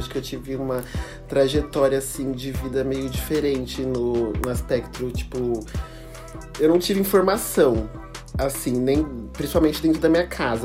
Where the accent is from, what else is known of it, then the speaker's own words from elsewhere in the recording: Campinas, São Paulo, Brazil; eu sou de Campinas